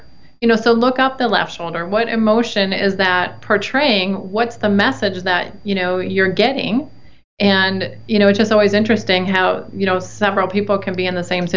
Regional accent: Detroit, Michigan, United States; moved away as an adult; also born or lived in Texas; growing up in the Detroit area

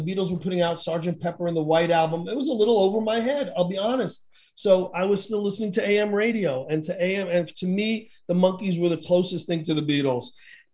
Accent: New York City, New York, United States; I was born in the Bronx, went to see a lot of Yankee games growing up

